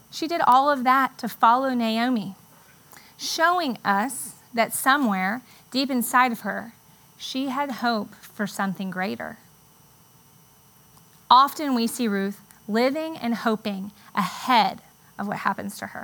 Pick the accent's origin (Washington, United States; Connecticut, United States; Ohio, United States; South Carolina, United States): South Carolina, United States; Charleston; moved away as an adult; now in Charlotte, United States; we moved from Charleston to Charlotte, the only place I'd ever really known.